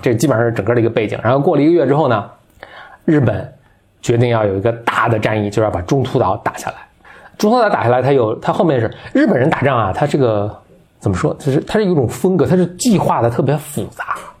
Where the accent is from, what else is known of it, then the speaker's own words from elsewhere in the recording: China; 我们中国人民